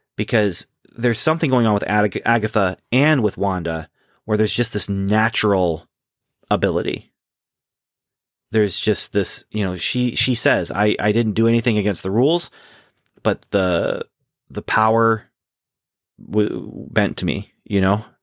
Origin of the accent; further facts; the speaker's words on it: Canada; growing up in Canada